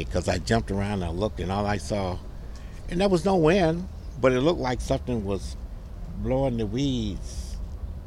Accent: Mississippi, United States; I'm from Mississippi

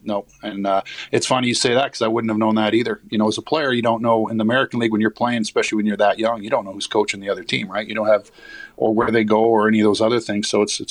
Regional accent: Saskatchewan, Canada; moved away; I have family still in Winnipeg. I've been to Winnipeg more times probably as a kid than I was as a pro or anything else because I grew up in Saskatchewan and I have family on my father's side that still live there.

